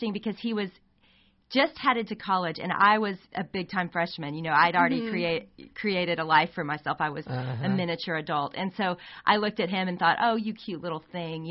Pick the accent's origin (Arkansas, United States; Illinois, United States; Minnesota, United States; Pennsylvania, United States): Arkansas, United States; moved away as an adult; now in Texas, United States; I grew up in Arkansas.